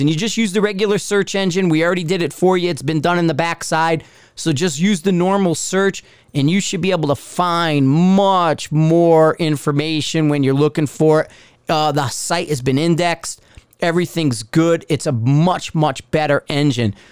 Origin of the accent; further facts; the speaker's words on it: Bridgeport, Connecticut, United States; also born or lived in Fairfield County, Connecticut; now in Denver, United States; I'm from Bridgeport